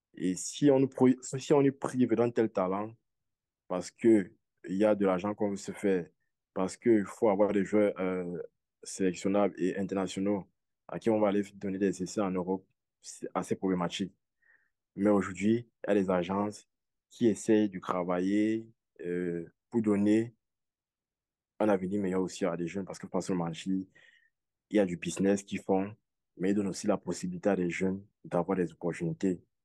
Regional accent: Cameroon; je suis un Camerounais mm-hmm. euh, vivant au Cameroun

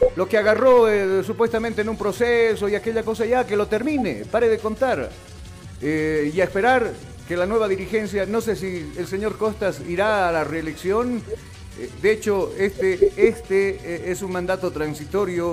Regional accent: Bolivia

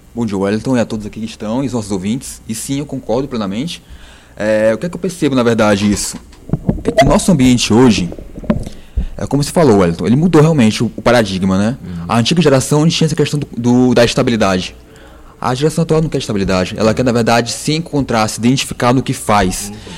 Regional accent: Ceará, Brazil; somos cearenses

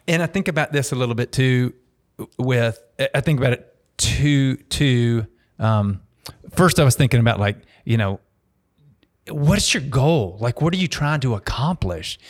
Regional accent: Dallas, Texas, United States; I grew up in Dallas going to Mav games

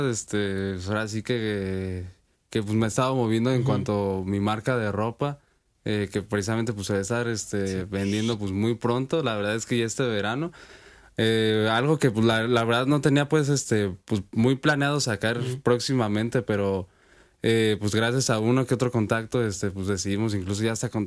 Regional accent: Morelia, Michoacán, Mexico; Sí, soy de aquí de Morelia, he nacido aquí toda mi vida.

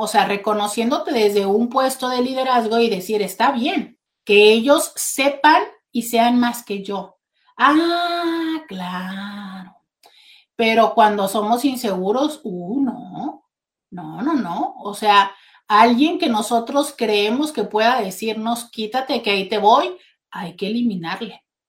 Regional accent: Mexico; somos los mexicanos

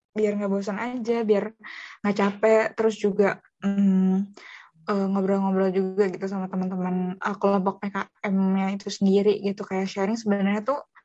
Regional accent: Bogor, West Java, Indonesia; Aku uh, lahir di Bogor, pastinya lahir di Bogor uh, 12 Agustus 2001. Jadi uh, orang pribumi ya, orang Bogor asli

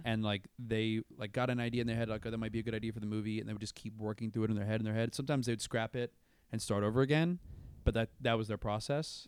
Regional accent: Brandon, Florida, United States; moved away; I'm from, like, a town called Brandon, Florida

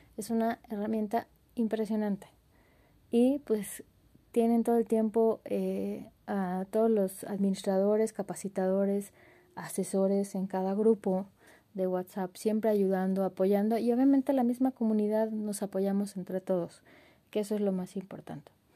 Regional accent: Mexico; nos unen como mexicanos

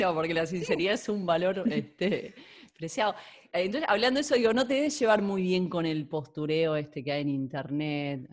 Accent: Argentina; now in Catalonia, Spain; siento que el argentino, que es nosotros hablamos castellano

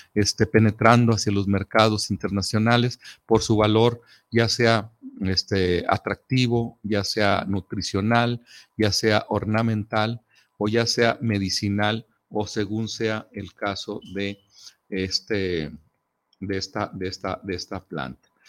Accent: Mexico

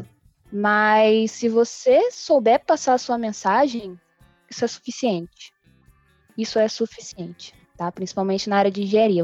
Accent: Brazil; eu sou brasileira

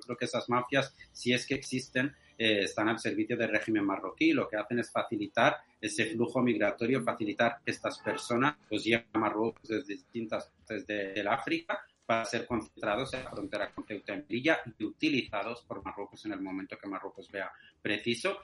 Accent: Western Sahara; soy saharaui de, origen español

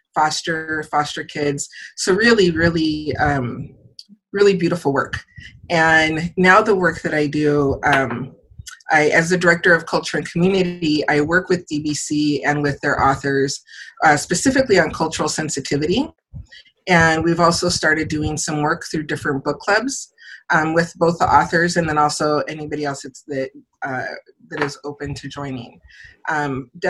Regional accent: San Diego, California, United States; I am born and raised in San Diego, California, as my mom was.

